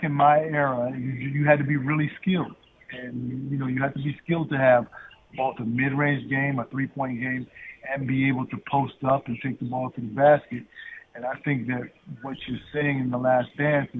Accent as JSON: {"language": "English", "town": "Chicago", "region": "Illinois", "country": "United States", "tie": "born or raised there", "said": "growing up in the Chicagoland area"}